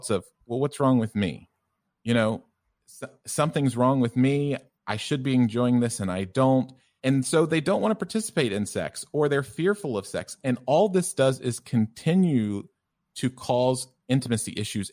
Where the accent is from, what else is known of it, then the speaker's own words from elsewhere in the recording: the South, United States; also born or lived in Tennessee; it's hard to tell because of my thick German accent, but I'm originally from the U.S. and from the South.